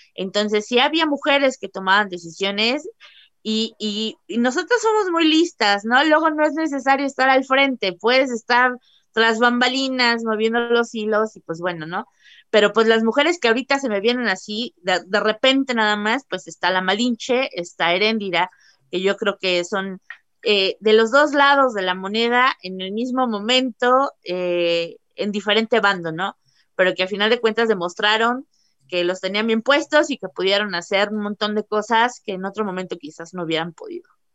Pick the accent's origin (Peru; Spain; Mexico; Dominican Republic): Mexico